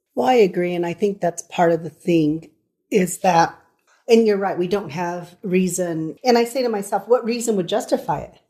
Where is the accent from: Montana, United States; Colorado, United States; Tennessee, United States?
Colorado, United States; Colorado Springs; We are from Colorado Springs, Colorado